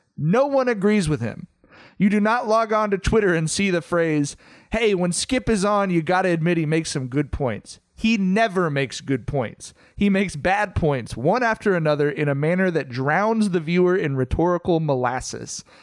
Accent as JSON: {"language": "English", "region": "Southern California", "country": "United States", "said": "We're from Southern California"}